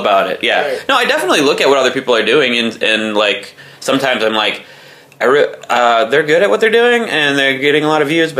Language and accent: English; Chicago, Illinois, United States; I'm from Chicago.